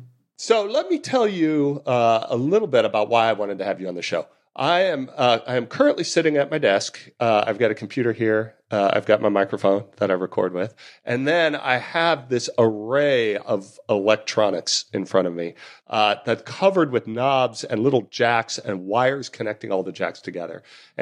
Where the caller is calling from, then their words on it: London, United Kingdom; I'm recording from London and right in the dead center of the city